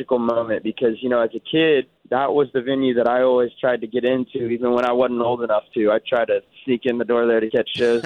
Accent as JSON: {"language": "English", "town": "Bixby", "region": "Oklahoma", "country": "United States", "tie": "born or raised there", "also_born_or_lived": "Nashville, Tennessee", "moved": "yes", "lives_now": "Dallas, United States"}